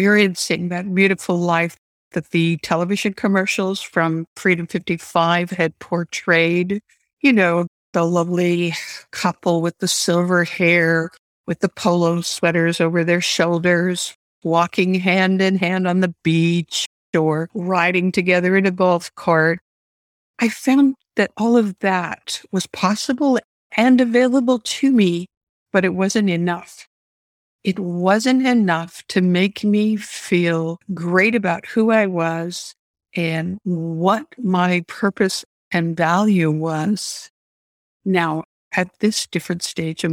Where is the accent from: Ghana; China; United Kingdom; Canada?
Canada; I grew up in Canada